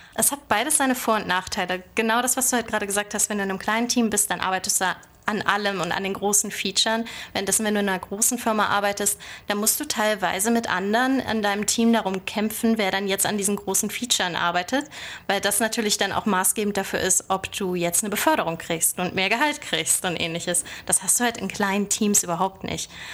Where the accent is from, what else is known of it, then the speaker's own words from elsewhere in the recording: Bad Oldesloe, Schleswig-Holstein, Germany; moved away as an adult; also born or lived in Lübeck / Berlin; now in Silicon Valley, United States; Also ich komme eigentlich ursprünglich aus Bad Oldesloe und äh, das liegt so zwischen Hamburg und Lübeck und hat 20.000 Einwohner. Dort bin ich groß geworden